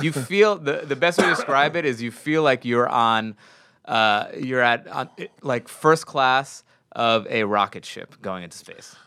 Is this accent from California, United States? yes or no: no; New York, United States; I'm from New York